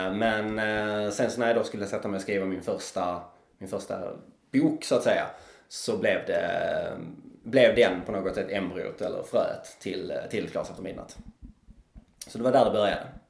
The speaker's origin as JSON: {"language": "Swedish", "town": "Trelleborg", "region": "Skåne", "country": "Sweden", "also_born_or_lived": "Karlskrona", "lives_now": "Malmö, Sweden", "said": "jag är här nerifrån. Jag kom från Trelleborg ursprungligen men har bott och levt väldigt mycket i Malmö."}